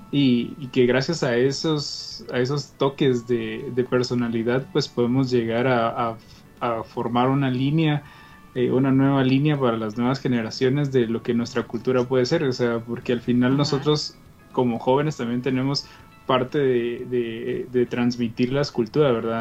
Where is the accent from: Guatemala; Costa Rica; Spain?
Guatemala; nosotros como chapines